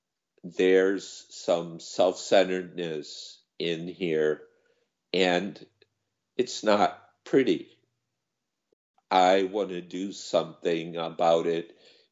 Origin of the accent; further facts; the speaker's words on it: United States; moved away as an adult; also born or lived in Thailand; this bizarre country I grew up